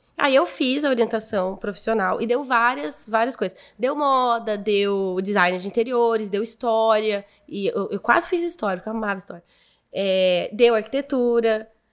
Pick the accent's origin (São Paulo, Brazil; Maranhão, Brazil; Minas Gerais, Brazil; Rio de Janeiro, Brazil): São Paulo, Brazil; Martinópolis; also born or lived in Presidente Prudente; Eu nasci em Prudente, mas fui com seis anos para Martinópolis